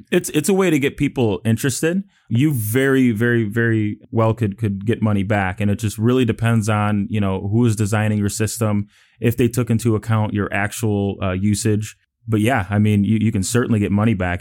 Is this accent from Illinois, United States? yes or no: yes; Chicago, Illinois, United States; moved away as an adult; now in Houston, United States; I'm from Chicago, Illinois, so, you know, uh, the nice, cold, windy city